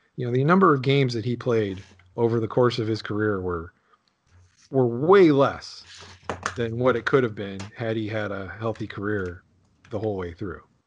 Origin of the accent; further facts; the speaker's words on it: Pittsburgh, Pennsylvania, United States; I grew up there